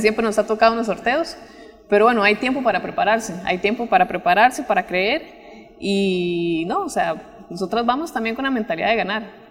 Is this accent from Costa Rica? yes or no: yes; Pavas, San José, Costa Rica; also born or lived in Guanacaste; soy de Pavas, pero mis papás son de Guanacaste